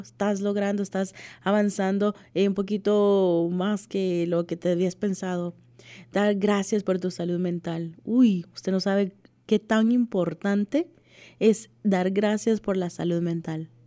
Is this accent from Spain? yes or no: no; El Salvador; Como decimos en mi país, El Salvador